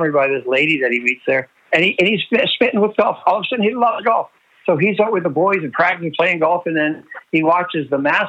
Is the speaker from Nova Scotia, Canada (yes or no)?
yes; Nova Scotia, Canada; my growing up in Nova Scotia